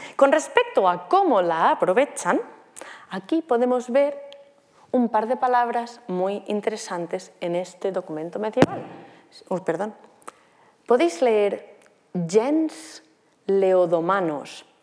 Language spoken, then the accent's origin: Spanish; near Guardamar, Alicante, Valencian Community, Spain; desemboca en Guardamar, en Alicante, muy cerca de donde yo soy